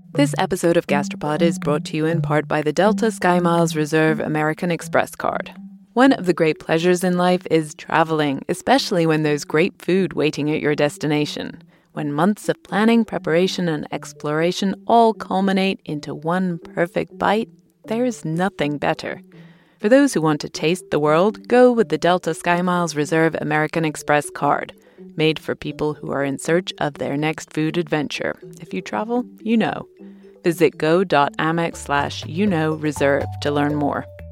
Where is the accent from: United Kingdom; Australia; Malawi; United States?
United Kingdom; I'm British.